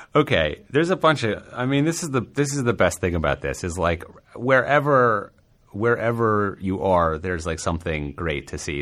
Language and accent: English; New York, United States; as a New Yorker